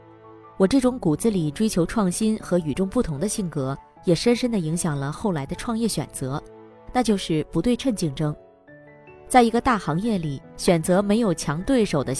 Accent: Hunan, China; 我是湖南人，从小在农村长大，父亲创办了村里第一家乡镇企业，是一家纸箱厂。

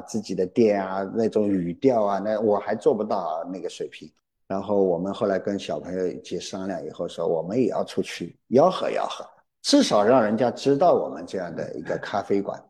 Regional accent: Shanghai, China; 对上海还是，因为土生土长的嘛

